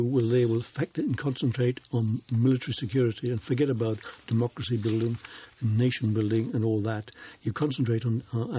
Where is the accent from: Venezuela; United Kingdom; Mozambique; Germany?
United Kingdom; as a British citizen, you paid 20 marks to get in.